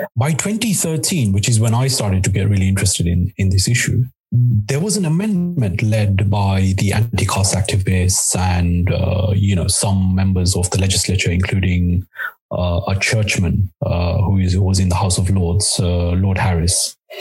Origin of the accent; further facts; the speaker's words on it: Nairobi, Kenya; moved away; also born or lived in Mombasa, Kenya / United Kingdom; with my family, I moved to the UK. We lived uh, for the most part in Nairobi